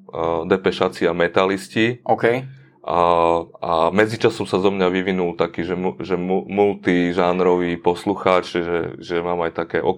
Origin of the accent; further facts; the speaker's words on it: eastern Slovakia, Slovakia; now in Bratislava, Slovakia; a zároveň som sa presťahoval z východu sem do Bratislavy.